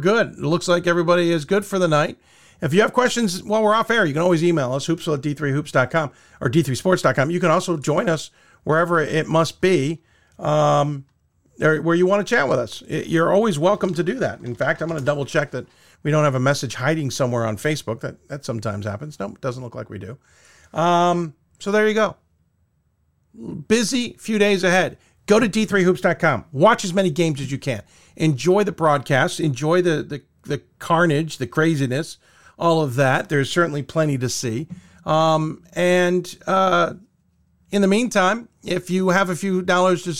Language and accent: English; Chicago, Illinois, United States; I was born in Chicago on this date